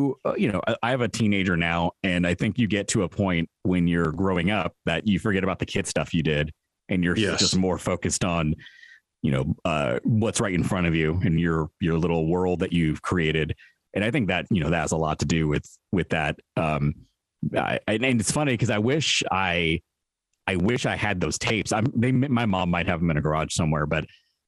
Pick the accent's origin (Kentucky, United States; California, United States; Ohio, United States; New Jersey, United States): California, United States; San Francisco; growing up in San Francisco.